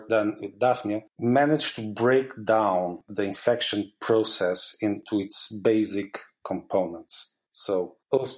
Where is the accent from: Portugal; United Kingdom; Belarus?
Portugal; moved away as an adult; now in Basel, Switzerland; I'm originally from Portugal